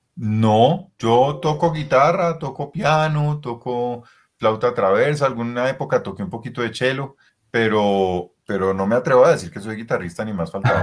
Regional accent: Colombia; mi ser colombiano

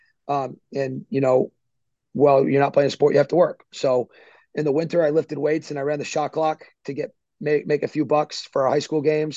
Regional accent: Northbridge, Massachusetts, United States; moved away; I grew up in Northbridge, Massachusetts.

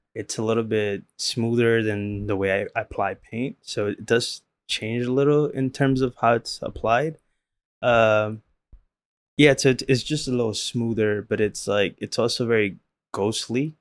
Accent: Los Angeles, California, United States; growing up in South Central and and in the late nineties

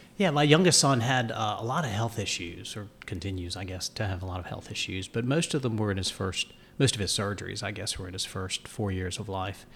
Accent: Dunn, North Carolina, United States; also born or lived in New York / Florida / New Hanover County, North Carolina; it was great to grow up in a small southern town

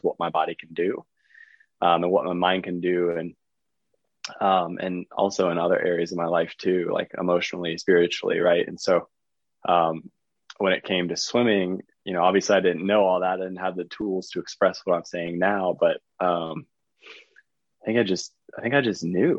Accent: Charlotte, North Carolina, United States; also born or lived in Fort Mill, South Carolina / Texas; Yeah, so from Fort Mill, South Carolina. I grew up in Charlotte, North Carolina

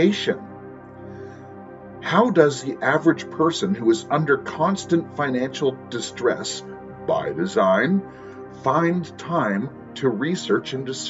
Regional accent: United States; moved away; I am an American

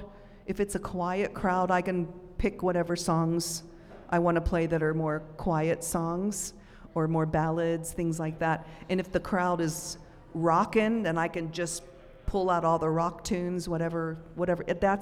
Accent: Pittsburgh, Pennsylvania, United States; Pittsburgh, my hometown.

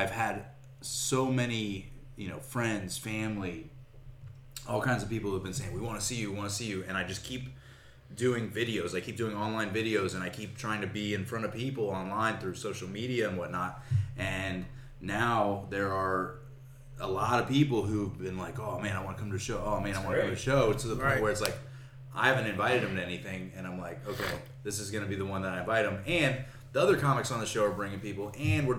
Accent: Tampa, Florida, United States; moved away as an adult; also born or lived in Austin, Texas; I grew up in Tampa

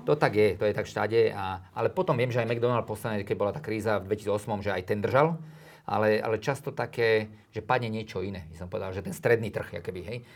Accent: Trenčín, Trenčín Region, Slovakia; also born or lived in Drietoma; now in Bratislava, Slovakia; tam som ja vlastne vyrastal, ja som sa narodil v Trenčíne

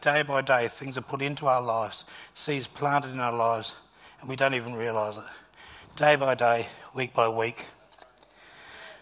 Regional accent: Gawler, South Australia, Australia; When I was in primary school, just a young lad, growing up in Gawler

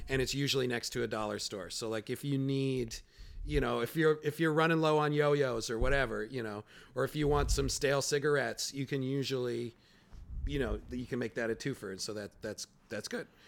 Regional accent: Chicago, Illinois, United States; now in New York, United States; I'm from Chicago, where Walgreens is a big drug store

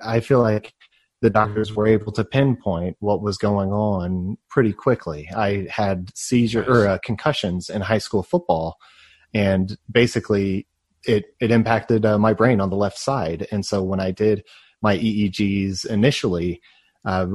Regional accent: Plano, Texas, United States; I grew up in Texas in a system.

